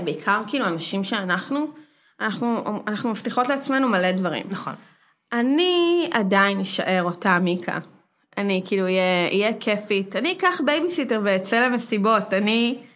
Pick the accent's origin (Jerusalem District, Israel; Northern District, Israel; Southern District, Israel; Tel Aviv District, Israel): Tel Aviv District, Israel; Herzliya; גדלתי בהרצליה